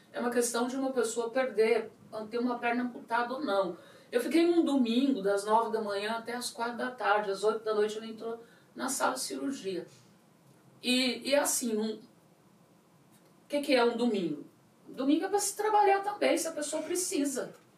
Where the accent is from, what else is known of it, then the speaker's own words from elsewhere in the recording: São Paulo, Brazil; eu sou muito paulista, muito brasileira